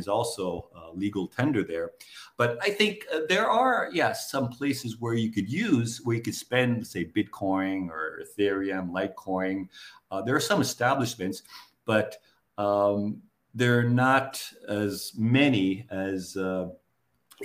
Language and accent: English; United States; moved away as an adult; also born or lived in Japan; now in Southeast Asia; I was growing up in the States